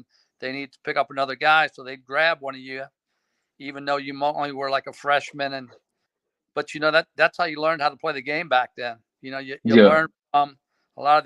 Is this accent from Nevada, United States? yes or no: no; Aurora, Illinois, United States; I grew up in Aurora my entire life.